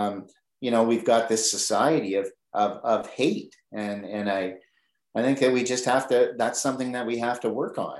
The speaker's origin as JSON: {"language": "English", "town": "Oshawa", "region": "Ontario", "country": "Canada", "tie": "born or raised there", "said": "I grew up in Oshawa"}